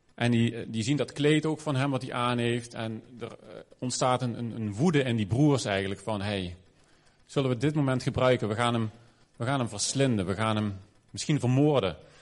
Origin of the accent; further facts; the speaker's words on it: Maastricht, Limburg, Netherlands; moved away; Ik ben in Maastricht opgegroeid, voelde ook een beetje als een ander land.